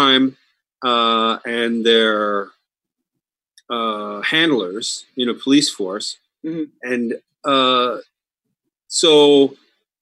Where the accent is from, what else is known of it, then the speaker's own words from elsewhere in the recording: Truro, Nova Scotia, Canada; moved away; I'm originally from Truro.